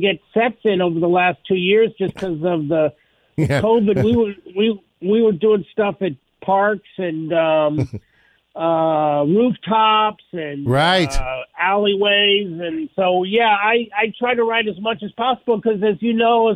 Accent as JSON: {"language": "English", "region": "Kansas", "country": "United States", "moved": "yes", "said": "I'm a Midwest guy. I'm originally from Kansas"}